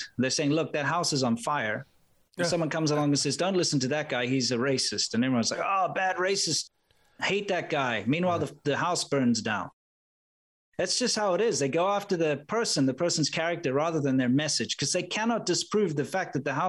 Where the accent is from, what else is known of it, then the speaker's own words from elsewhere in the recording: South Africa; being a South African, you're automatically labeled as a racist no matter where you go.